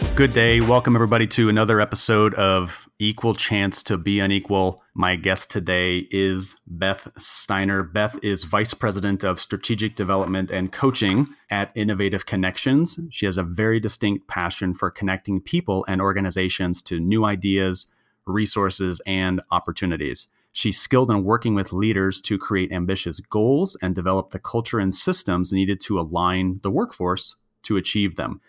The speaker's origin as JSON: {"language": "English", "region": "Michigan", "country": "United States", "tie": "born or raised there", "said": "we both were born and raised in Michigan"}